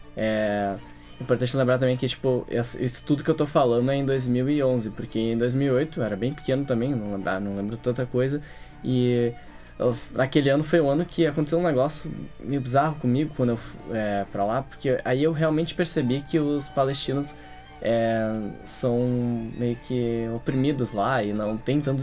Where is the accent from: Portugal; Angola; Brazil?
Brazil; Eu nasci no Brasil, mas meus avós, por exemplo, eles não